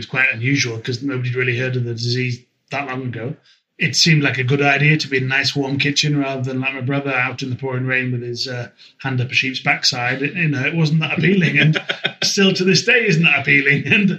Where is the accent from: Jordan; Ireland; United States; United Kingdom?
United Kingdom; Whitby, Yorkshire and the Humber; also born or lived in Esk Valley / Scarborough; I was born in Whitby